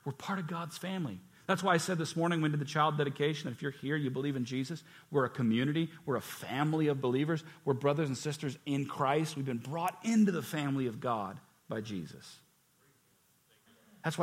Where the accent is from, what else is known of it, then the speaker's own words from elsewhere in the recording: United States; I'm blessed to be born here